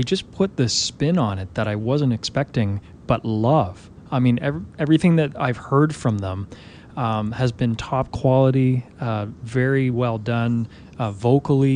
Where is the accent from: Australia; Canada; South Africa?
Canada; I'm from Canada